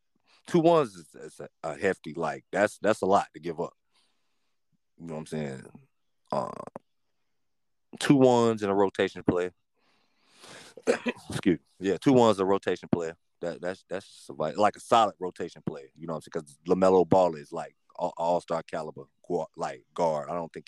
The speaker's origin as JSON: {"language": "English", "region": "North Carolina", "country": "United States", "said": "just based off the fact I'm from North Carolina."}